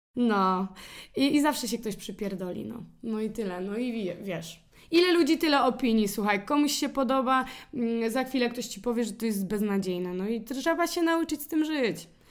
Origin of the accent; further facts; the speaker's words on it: Poland; accent: Polish; nasz akcent jest tak fajny